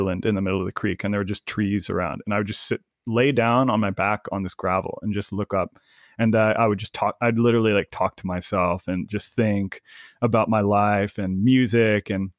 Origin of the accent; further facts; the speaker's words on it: San Luis Obispo County, California, United States; my childhood home growing up in San Luis Obispo County